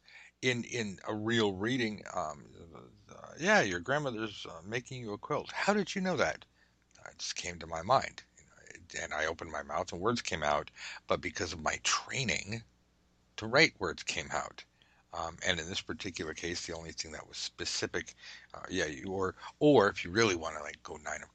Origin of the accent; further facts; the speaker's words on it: Southern California, United States; I'm from Southern California, so we don't even like blankets.